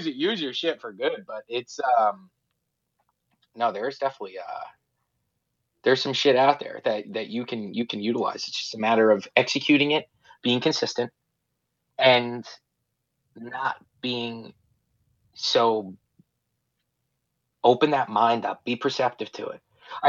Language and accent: English; New York, United States; also born or lived in Florida; We're from New York